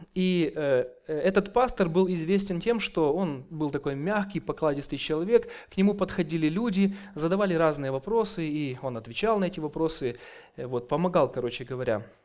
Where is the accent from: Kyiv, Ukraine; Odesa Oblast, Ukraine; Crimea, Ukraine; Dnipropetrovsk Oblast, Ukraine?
Kyiv, Ukraine; я с Украины, с города Киева